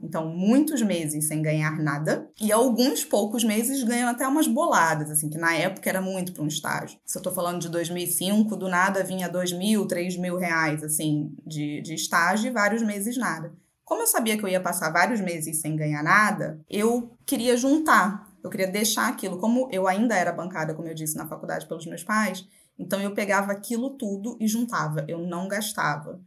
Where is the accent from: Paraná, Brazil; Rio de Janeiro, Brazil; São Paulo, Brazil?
Rio de Janeiro, Brazil; Macaé; now in Rio de Janeiro, Brazil; Eu nasci em Macaé, que é uma cidade litorânea aqui no Rio de Janeiro. É, com 16 anos eu saí da cidade